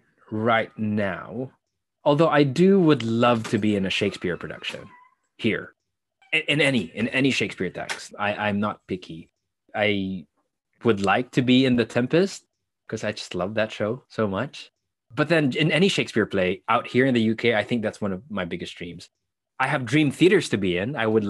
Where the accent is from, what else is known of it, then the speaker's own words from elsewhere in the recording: Philippines; So I grew up as an artist for the most part of my life in the Philippines with limitation.